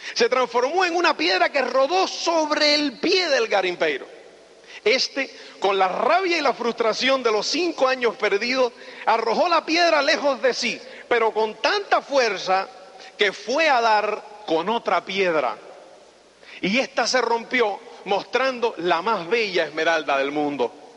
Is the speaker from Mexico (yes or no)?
no; Cuba; moved away as an adult; also born or lived in Spain / United States; soy cubano. me asilé en España en el año 82